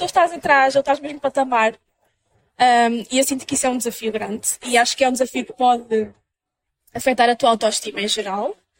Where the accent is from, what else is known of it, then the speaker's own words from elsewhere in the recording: Minho, Norte, Portugal; moved away as an adult; now in Lisbon, Portugal; sou do Minho, de Portugal